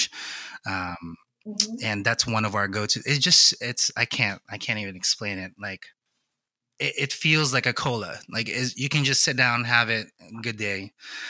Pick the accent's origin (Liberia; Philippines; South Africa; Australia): Philippines; I'm Filipino